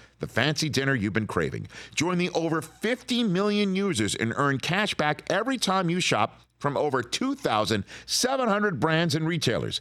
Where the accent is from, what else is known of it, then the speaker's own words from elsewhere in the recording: New York City, New York, United States; As a young tot growing up in Staten Island, New York